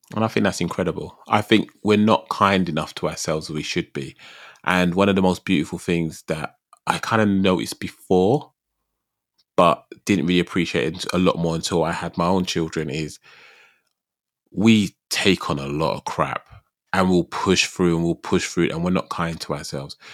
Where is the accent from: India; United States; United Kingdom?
United Kingdom; I'm terribly British.